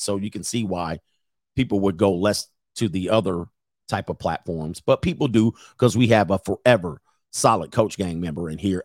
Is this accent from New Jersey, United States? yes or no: no; San Fernando Valley, California, United States; I grew up in the San Fernando Valley in my teenage years